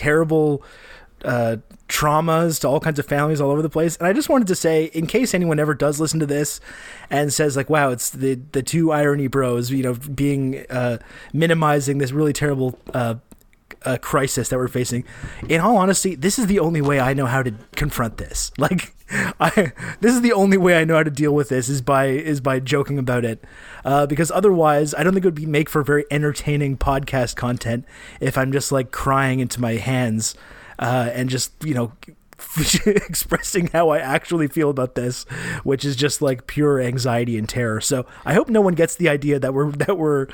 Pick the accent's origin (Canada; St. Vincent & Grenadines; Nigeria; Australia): Canada; accent: Canadian